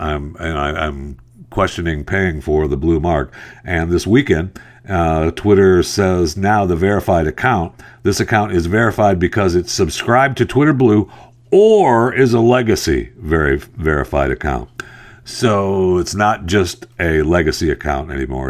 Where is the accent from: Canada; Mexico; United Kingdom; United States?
United States; Tri-Cities, Michigan; also born or lived in Tampa, Florida / Philadelphia / Dallas; I'm from Michigan, uh, a little north of Detroit, though, when you, uh, look at the, look at the map. I'm from right here, uh, the Tri-Cities